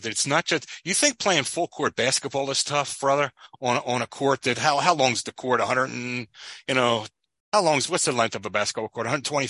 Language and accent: English; United States; I'm an American